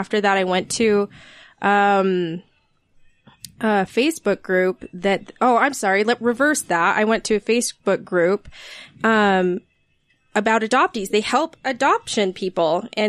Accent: Bountiful, Utah, United States; also born or lived in Georgia; I was born in Bountiful at Lakeview Hospital.

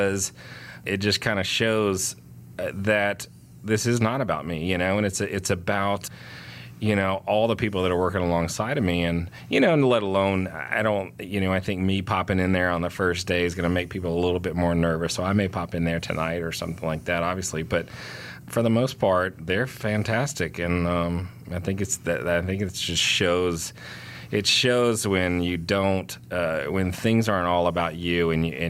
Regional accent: Houston, Texas, United States; now in Atlanta, United States; I grew up in Houston, Texas, so Tex-Mex food was an every other day meal for us

